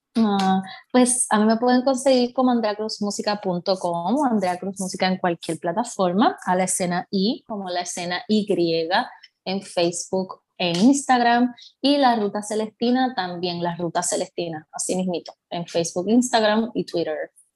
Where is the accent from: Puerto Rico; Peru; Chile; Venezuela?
Puerto Rico; accent: Puerto Rican; moved away; te presentan como puertorriqueña